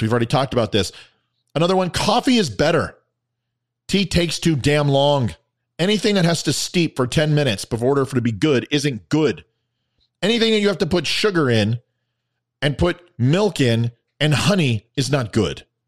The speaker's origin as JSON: {"language": "English", "country": "United States", "said": "Our nation is only a touch over two hundred years old"}